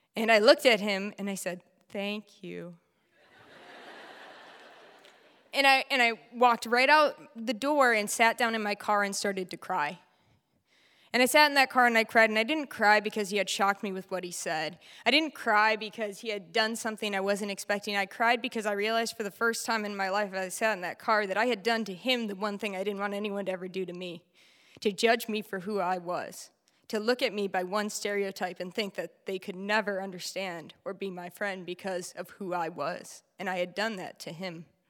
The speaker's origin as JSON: {"language": "English", "country": "United States", "tie": "born or raised there", "said": "born and raised in the United States"}